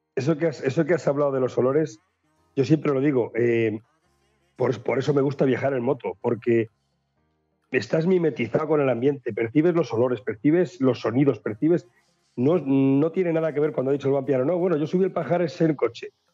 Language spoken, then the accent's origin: Spanish; Valladolid, Castile and León, Spain; soy pucelano